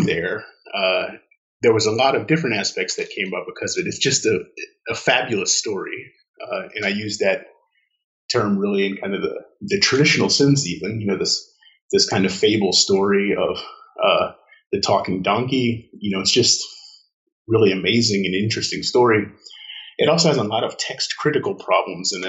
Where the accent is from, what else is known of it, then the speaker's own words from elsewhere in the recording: Baton Rouge, Louisiana, United States; moved away as an adult; also born or lived in Jena, Germany / North Carolina / Erlangen, Germany / Münster, Germany; I was born and raised in Baton Rouge, Louisiana, the youngest of four children in that family.